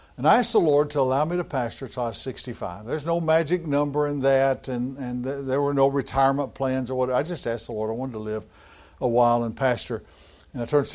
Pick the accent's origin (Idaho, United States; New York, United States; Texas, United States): Texas, United States; Fort Worth; I was from Fort Worth, Texas